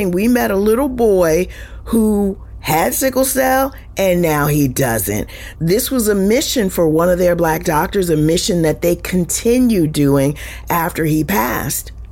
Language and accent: English; Winston-Salem, North Carolina, United States; I'm from North Carolina.